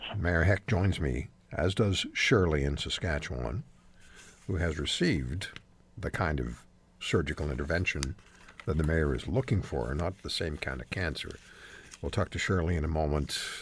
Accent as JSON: {"language": "English", "country": "Switzerland", "tie": "born or raised there", "moved": "yes", "lives_now": "Canada", "said": "I was born in Switzerland"}